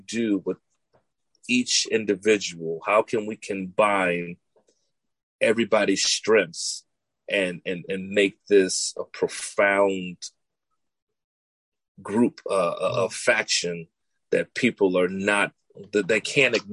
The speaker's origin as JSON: {"language": "English", "town": "Chicago", "region": "Illinois", "country": "United States", "said": "I'm from Chi-Town"}